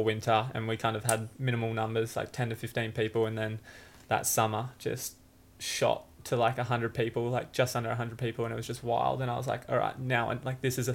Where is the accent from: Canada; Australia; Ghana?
Australia; Banora Point, New South Wales; also born or lived in Tweed Heads / Gold Coast; born in Tweed Heads, grew up in Benora Point.